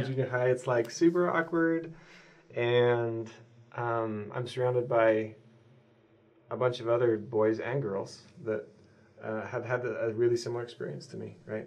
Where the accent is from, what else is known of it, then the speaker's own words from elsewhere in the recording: Southeast Idaho, United States; also born or lived in Brazil; now in Utah, United States; I grew up in Southeast Idaho